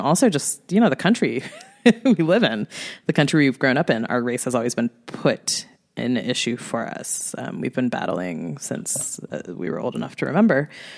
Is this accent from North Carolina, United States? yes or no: no; Pottstown, Pennsylvania, United States; moved away as an adult; also born or lived in Madison, Wisconsin; now in Los Angeles, United States; I was born in Wisconsin. Shout outs to Madison. And I lived there for a very short period of time. And I mostly grew up, in Pennsylvania, PA all day, outside of Philly in a little town. It's not little, it's like 10,000 people, but a town called Pottstown